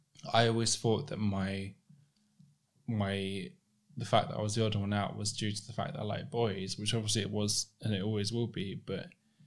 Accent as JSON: {"language": "English", "region": "London", "country": "United Kingdom", "tie": "born or raised there", "said": "where I grew up in Southeast London, there was no one like me there."}